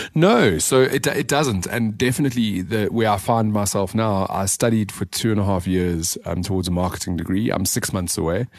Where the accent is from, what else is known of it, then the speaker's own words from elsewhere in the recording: Johannesburg, Gauteng, South Africa; grew up in the south of Johannesburg